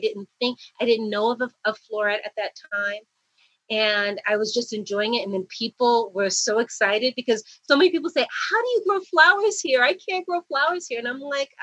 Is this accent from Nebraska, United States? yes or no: no; Boston, Massachusetts, United States; now in Arizona, United States; growing up in Boston